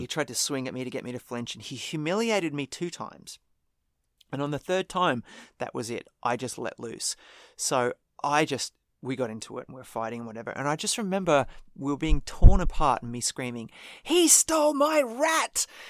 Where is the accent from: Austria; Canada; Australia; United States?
Australia